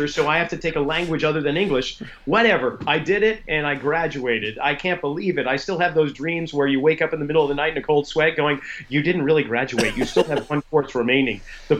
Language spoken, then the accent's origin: English; Boston, Massachusetts, United States; moved away; growing up in Boston